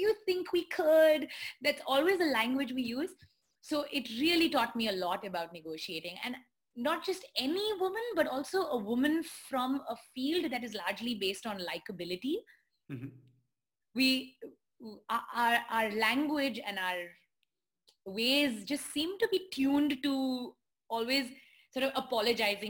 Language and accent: English; India; being Indian. I don't know whether it's being an Indian woman